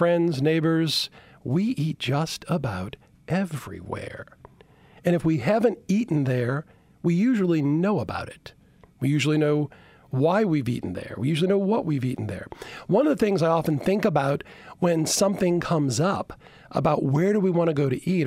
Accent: Chalmette, Louisiana, United States; also born or lived in Baton Rouge; I grew up in Chalmette, small community for years

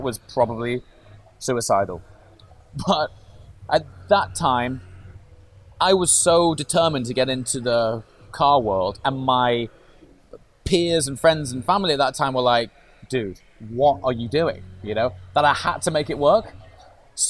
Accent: Stoke-on-Trent, West Midlands, United Kingdom; I grew up in Stoke-on-Trent

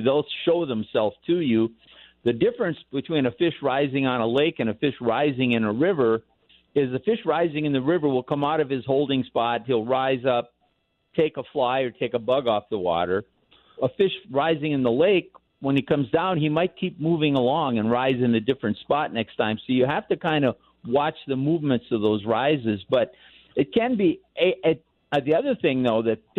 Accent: Midwest, United States; We grew up in the Midwest

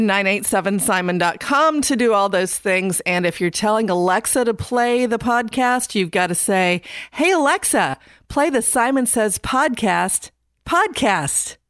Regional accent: Indiana, United States; now in North Carolina, United States; I'm from Indiana.

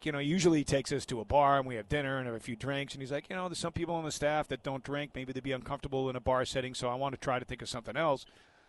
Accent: Missouri, United States; I'm from Missouri, the show me state.

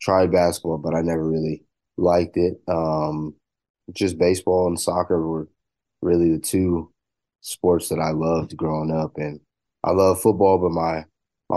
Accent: Corona, California, United States; I'm coming from California

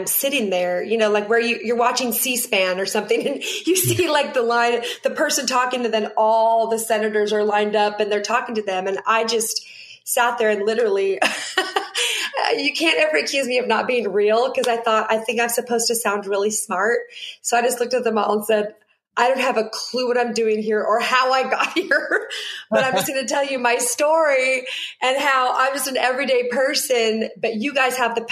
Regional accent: Seattle, Washington, United States; now in Nashville, United States; I was born and raised in Seattle, Washington

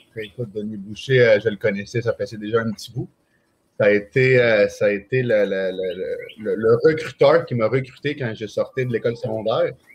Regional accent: Venezuela; now in Canada; je suis parti du Venezuela

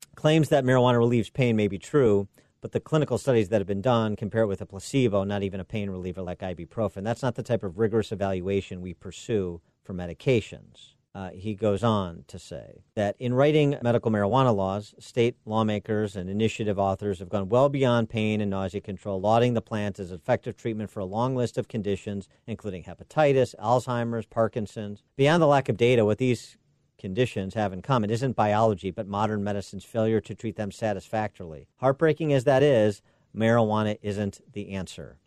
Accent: Illinois, United States; my home state of Illinois

